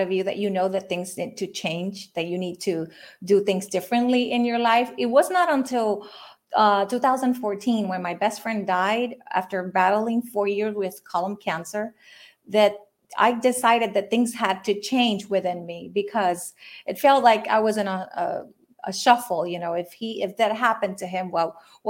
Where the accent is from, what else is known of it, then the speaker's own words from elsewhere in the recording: Puerto Rico; I am from Puerto Rico. I'm Puerto Rican, and I'm actually calling in, tuning in from here now. I was born and raised here